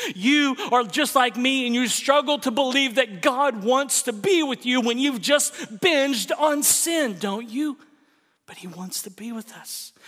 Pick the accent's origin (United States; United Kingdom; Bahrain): United States; Oklahoma; moved away; also born or lived in Texas / California; my home state of Oklahoma